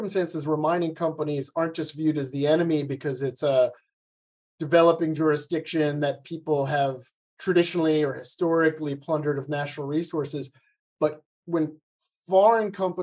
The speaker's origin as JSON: {"language": "English", "country": "United States", "said": "my home country of the United States"}